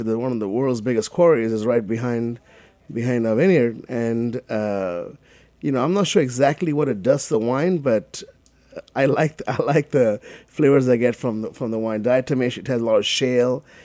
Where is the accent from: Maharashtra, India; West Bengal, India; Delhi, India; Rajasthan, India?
West Bengal, India; Kolkata; moved away as an adult; now in United States; I grew up in Calcutta